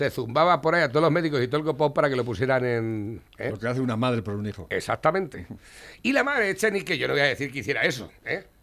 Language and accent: Spanish; Spain